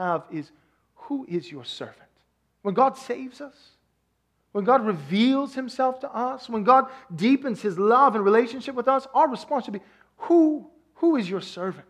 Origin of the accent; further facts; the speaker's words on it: Texas, United States; I'm from Texas